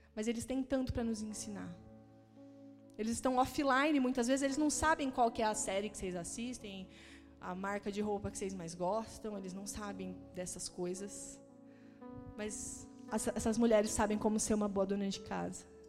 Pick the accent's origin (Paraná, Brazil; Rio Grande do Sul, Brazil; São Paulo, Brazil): Paraná, Brazil; Maringá; now in Curitiba, Brazil; Eu sou do interior do Paraná, sou de Maringá